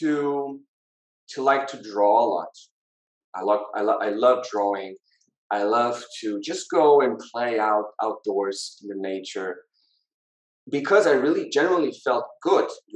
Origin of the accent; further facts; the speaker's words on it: Lisbon, Portugal; I was born in Portugal. I was born in Lisbon. Yeah. Lived all my life here